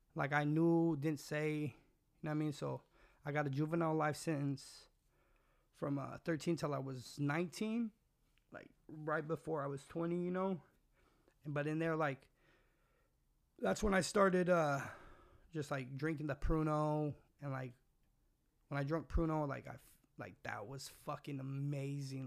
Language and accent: English; California, United States; also born or lived in Washington; I was born in Washington, moved to my, she moved me to California, left me with my grandma.